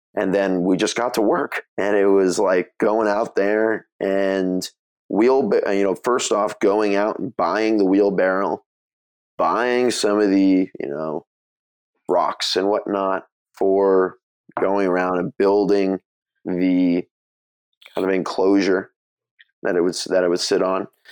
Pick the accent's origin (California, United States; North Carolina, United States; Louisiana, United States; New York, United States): California, United States; Mill Valley; now in Santa Monica, United States; I grew up in Mill Valley, so it's a small town just north of San Francisco